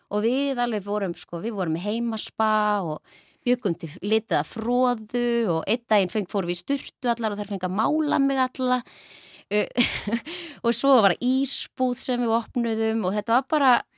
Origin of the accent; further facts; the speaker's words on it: Ísafjörður, Westfjords, Iceland; Ég ólst upp á Ísafyrði